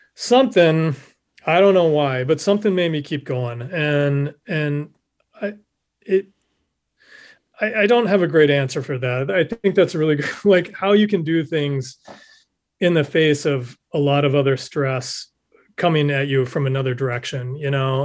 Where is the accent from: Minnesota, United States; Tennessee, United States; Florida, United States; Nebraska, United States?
Nebraska, United States; moved away; my home state of Nebraska